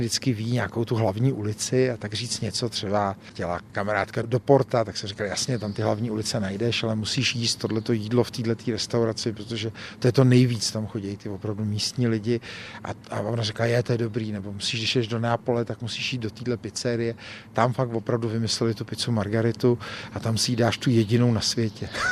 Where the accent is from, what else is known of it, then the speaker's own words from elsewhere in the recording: Prague, Czechia; narodil jsem se a žiju na Hradčanech v Praze